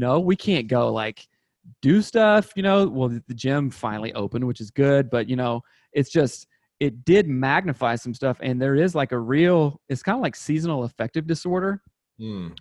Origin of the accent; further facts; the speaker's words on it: South Carolina, United States; moved away as an adult; now in Seattle, United States; I grew up in South Carolina, went to undergrad there and everything